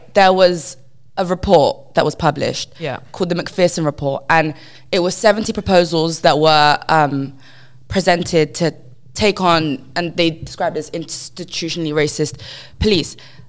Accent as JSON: {"language": "English", "region": "London", "country": "United Kingdom", "said": "as a Londoner"}